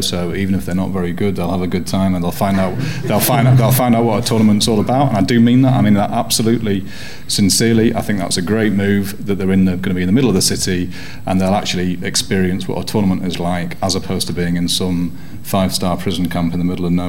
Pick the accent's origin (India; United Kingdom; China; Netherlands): United Kingdom; England; I am English